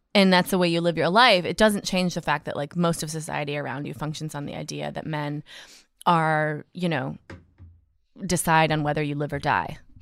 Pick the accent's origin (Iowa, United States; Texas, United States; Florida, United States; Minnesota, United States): Minnesota, United States; Minneapolis; I was born in Minneapolis